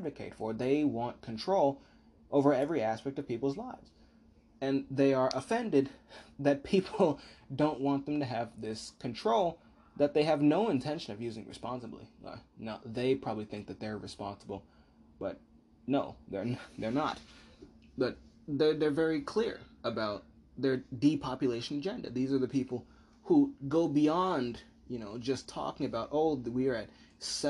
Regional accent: United States; I, as an American, am of the uniquely American perspective

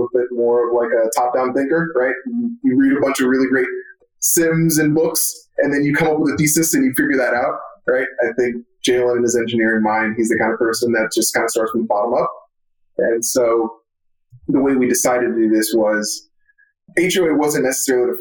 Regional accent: Florida, United States; I'm from Florida

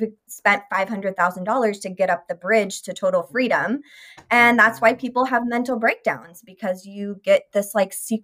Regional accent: Sacramento, California, United States; I grew up in Sacramento

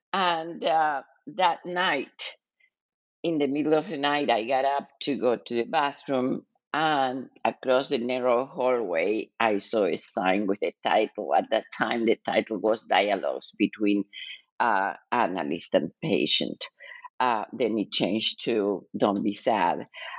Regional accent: Argentina; moved away as an adult; now in United States; I was born and raised in Argentina and lived in the United States most of my life, most of my adult life.

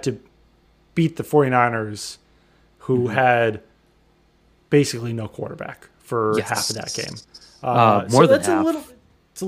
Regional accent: Seattle, Washington, United States; now in Massachusetts, United States; I grew up in Seattle, so I followed the Seahawks pretty closely when I lived out in Seattle

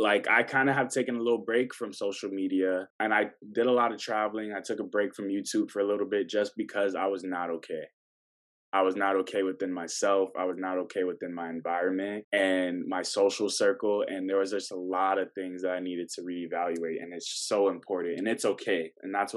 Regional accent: Tallahassee, Florida, United States; moved away; I was born in Tallahassee.

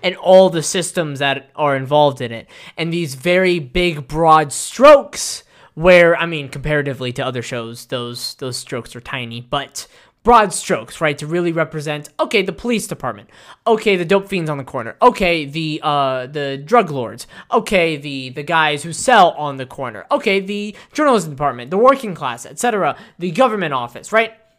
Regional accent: United States; as an American and as a citizen

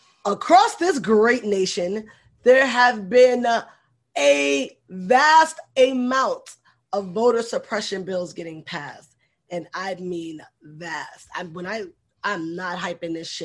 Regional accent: New York City, New York, United States; I grew up in the Bronx

